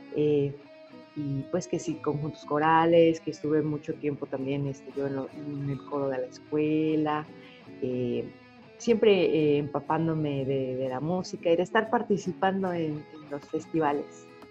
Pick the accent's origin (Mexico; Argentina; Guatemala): Mexico; moved away as an adult; also born or lived in United States; estando fuera de mi país revaloré mucho, no solo como persona mexicana, sino mi música mexicana